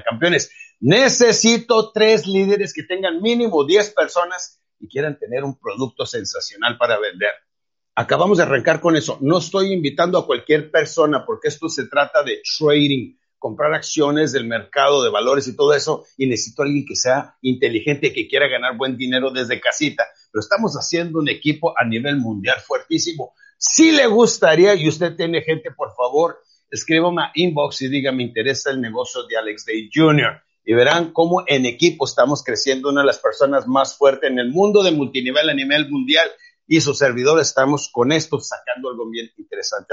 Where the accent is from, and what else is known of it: Mexico